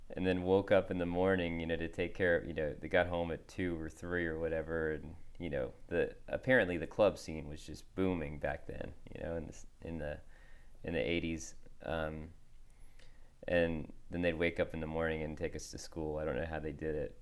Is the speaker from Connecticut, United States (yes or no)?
yes; Wilton, Connecticut, United States; moved away as an adult; also born or lived in Nashville; I grew up in Wilton, Connecticut